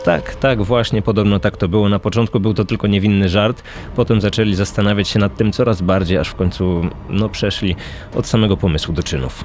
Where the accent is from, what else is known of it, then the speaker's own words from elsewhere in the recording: Poznań, Greater Poland, Poland; pochodzę z Poznania